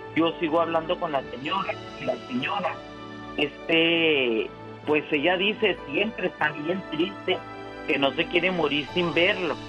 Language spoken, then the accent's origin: Spanish; Chihuahua, Mexico; yo soy de Chihuahua, Chihuahua.